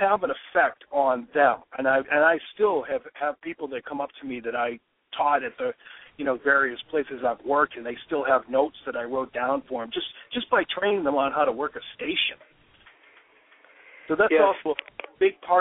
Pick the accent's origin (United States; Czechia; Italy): United States; Waltham, Massachusetts; I'm sitting in my car in my hometown of Waltham.